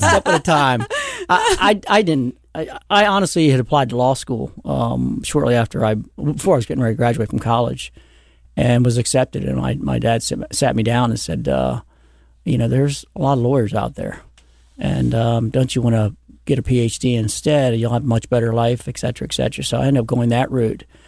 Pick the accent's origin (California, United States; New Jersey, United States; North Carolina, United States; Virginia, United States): Virginia, United States; Virginia Beach; also born or lived in Norfolk, Virginia; I was actually raised in Virginia Beach.